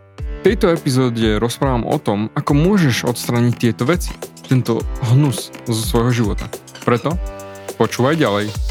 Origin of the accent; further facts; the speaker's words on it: Slovakia; also born or lived in Austria; som Slovák